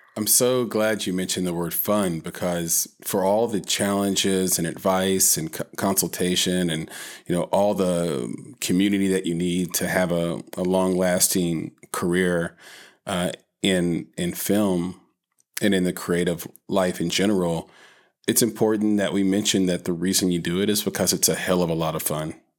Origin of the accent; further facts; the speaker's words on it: Nashville, Tennessee, United States; growing up in Nashville in the nineties